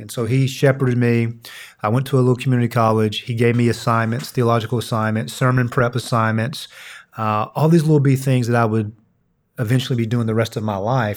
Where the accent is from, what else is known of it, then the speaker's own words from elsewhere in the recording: Red Fox, Kentucky, United States; grew up in a small town in Eastern Kentucky, a little town called Red Fox, Kentucky.